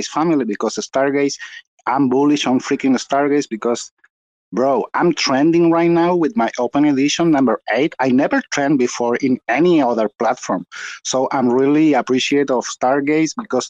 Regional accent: Chile; I'm from Chile, South America

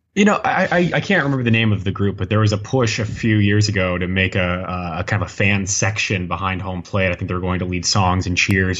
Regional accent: United States; accent: very American; my very American accent

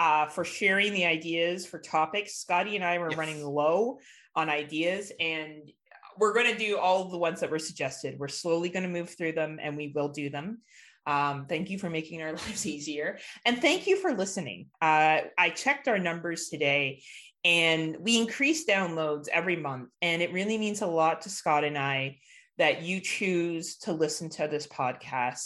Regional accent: Canada; As a Canadian

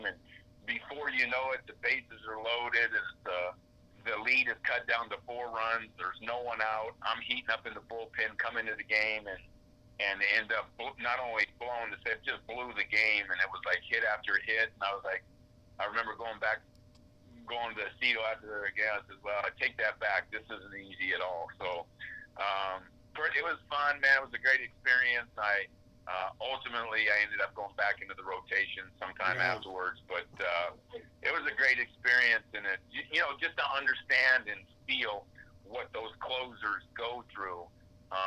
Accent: New York, United States; growing up in New York with my father as a Yankee

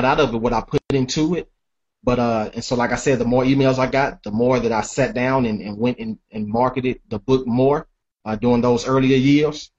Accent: Nashville, Tennessee, United States; growing up in Nashville

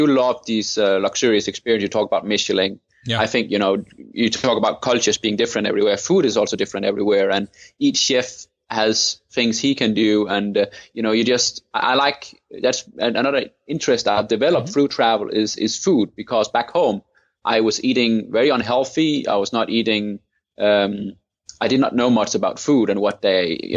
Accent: Thy, North Denmark Region, Denmark; I grew up in Denmark in an area called Thy

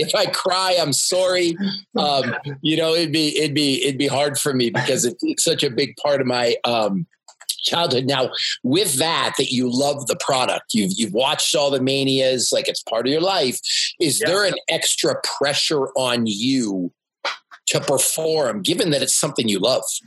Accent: Canada; I'm a Canadian

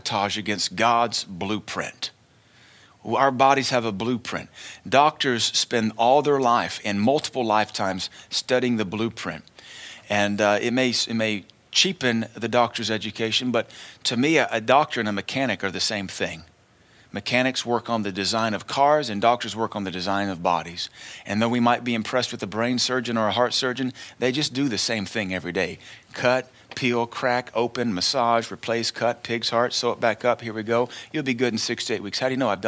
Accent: Tennessee, United States; growing up in Tennessee in the early 80s

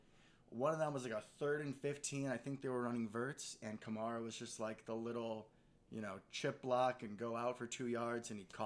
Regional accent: Chicago suburbs, Illinois, United States; also born or lived in East Coast; growing up in the Chicago suburbs

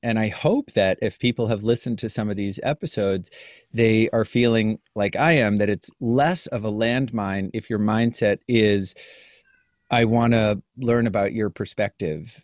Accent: Maine, United States; moved away as an adult; also born or lived in Kansas; now in New Hampshire, United States; I grew up in Maine, spent the first, you know, eighteen years of my life there, uh, that's not true. The first seventeen, 'cause I was born in Kansas

